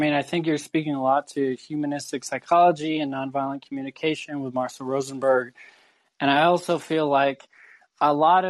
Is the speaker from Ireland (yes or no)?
yes; Ireland; I've been systematically oppressed in so many ways as an Irish person in Ireland, in the United States.